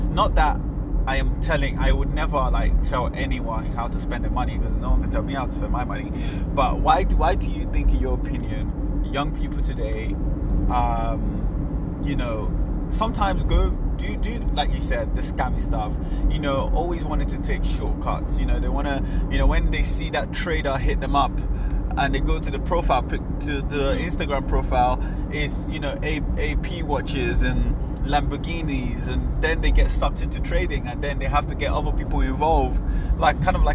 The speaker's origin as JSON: {"language": "English", "country": "Nigeria", "said": "I'm Nigerian"}